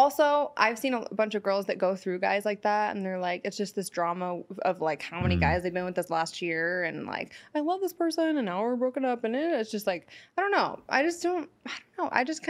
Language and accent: English; San Francisco, California, United States; now in Los Angeles, United States; because I'm from San Francisco, so I'm not really into this LA life, even though I live here.